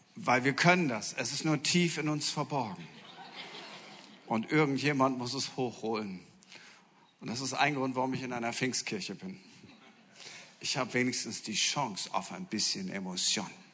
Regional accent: Friesland, Lower Saxony, Germany; ich komme aus Norddeutschland, aus aus Friesland

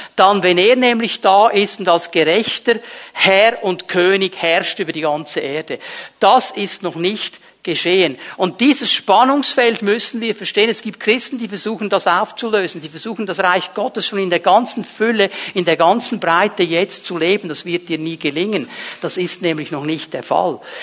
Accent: Switzerland; Bei uns in der Schweiz

